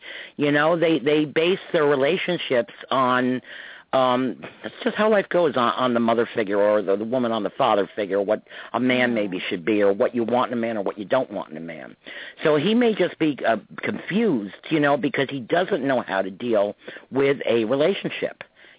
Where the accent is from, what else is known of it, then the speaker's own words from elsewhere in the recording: New York, United States; we grew up in New York and Westchester, yeah. 30 miles north of the city.